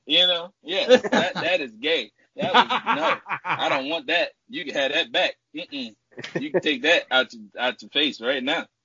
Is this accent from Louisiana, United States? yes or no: yes; New Orleans, Louisiana, United States; moved away as an adult; now in Texas, United States; I'm from New Orleans, Louisiana. I started in New Orleans.